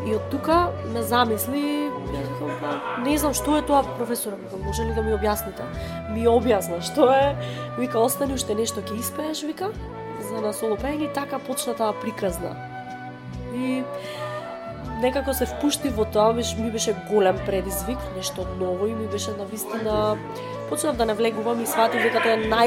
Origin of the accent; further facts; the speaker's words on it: Kruševo, Pelagonia, North Macedonia; also born or lived in Bitola; јас сум од Крушево и тој од Крушево